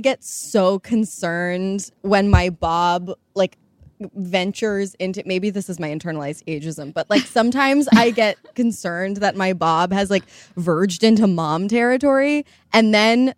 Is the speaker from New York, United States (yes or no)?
no; Baltimore, Maryland, United States; I'm from Baltimore